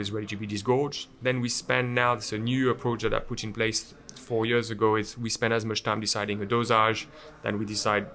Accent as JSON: {"language": "English", "area": "Champagne", "region": "Grand Est", "country": "France", "tie": "born or raised there", "also_born_or_lived": "United Kingdom", "second_language": "English", "moved": "as an adult", "said": "I grew up in Champagne"}